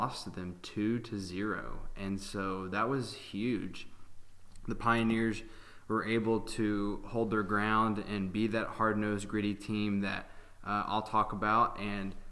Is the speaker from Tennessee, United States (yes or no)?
yes; Hendersonville, Tennessee, United States; I'm from Hendersonville, Tennessee